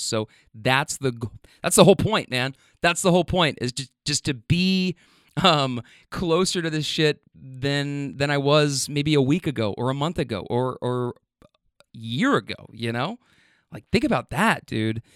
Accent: Louisville, Kentucky, United States; when I got back home, like, to my hometown

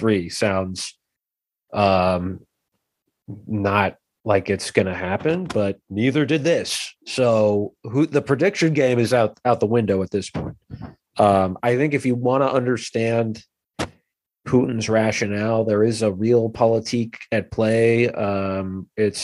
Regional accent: United States; as an American

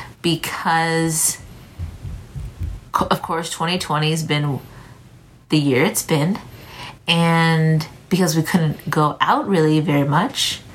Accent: San Antonio, Texas, United States; moved away as an adult; also born or lived in Minnesota / Maine; now in Houston, United States; I'm from San Antonio. Most of my childhood was spent there, aside from 2 years in Minnesota

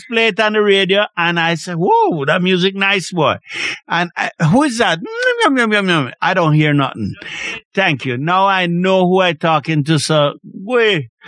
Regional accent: Clarendon, Jamaica; I come from Clarendon

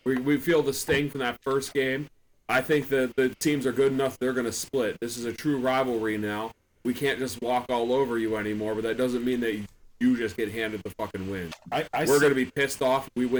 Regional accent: Saegertown, Pennsylvania, United States; I'm from Sagertown

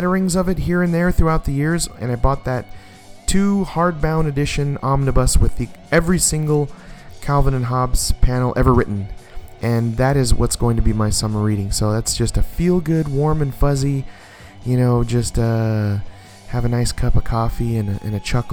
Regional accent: Hawaii, United States; He knows I'm Hawaiian

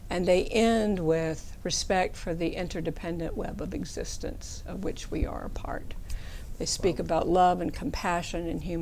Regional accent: the South, United States; moved away; also born or lived in Washington, D.C.; I grew up in the South, and my mother was almost a rabble-rouser

